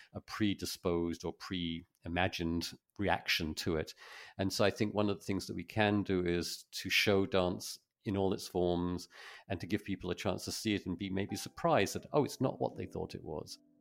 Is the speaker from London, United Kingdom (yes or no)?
no; Folkestone, South East England, United Kingdom; I grew up in Folkestone